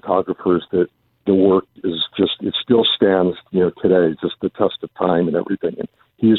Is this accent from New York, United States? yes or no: no; Los Angeles, California, United States; I was born in Los Angeles and lived in Southern California my whole life.